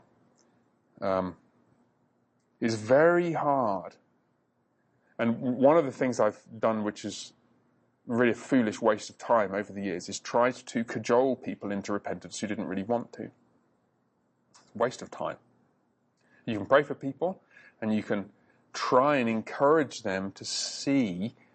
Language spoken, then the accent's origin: English; England, United Kingdom; part of England I grew up